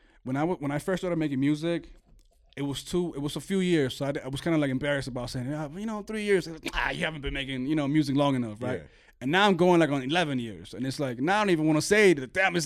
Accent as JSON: {"language": "English", "country": "Venezuela"}